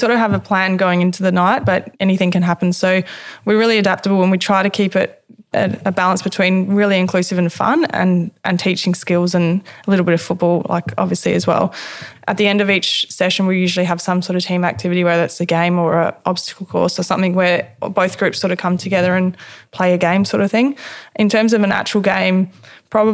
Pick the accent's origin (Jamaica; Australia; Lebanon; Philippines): Australia; Adelaide, South Australia; now in Melbourne, Australia; I'm from Adelaide